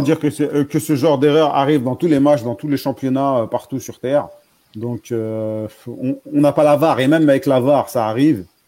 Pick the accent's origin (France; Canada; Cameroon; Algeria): Algeria; on est algérien